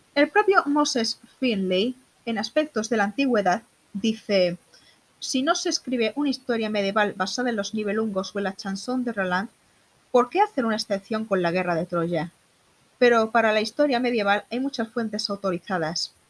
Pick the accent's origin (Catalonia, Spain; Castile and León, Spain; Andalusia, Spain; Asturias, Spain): Andalusia, Spain; Málaga; soy malagueña de nacimiento